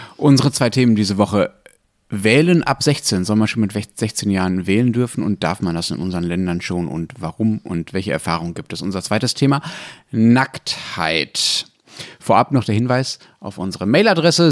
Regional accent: Germany; hier bei uns in Deutschland

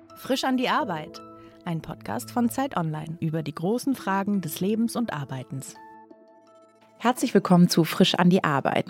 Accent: Northern Germany, Germany; moved away as an adult; also born or lived in Bavaria; Ich komme ursprünglich aus Norddeutschland. Ich bin nach Bayern gezogen fürs Studium

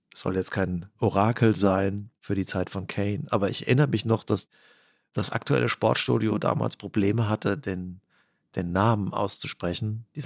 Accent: Hesse, Germany; als Hesse, der seine ersten Bundesligaspiele im Waldstadion äh, gesehen hat.

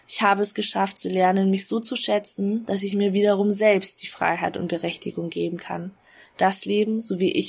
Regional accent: Bavaria, Germany; Meine Eltern sind beide aus Hanoi Nordvietnam und ich bin in Bayern aufgewachsen.

